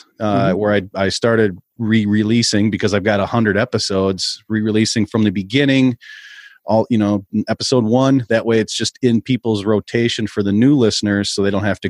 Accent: Minnesota, United States

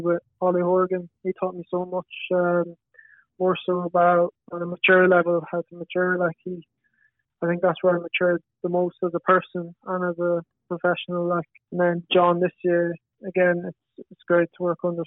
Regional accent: Galway, Connacht, Ireland; I'm from Galway as well

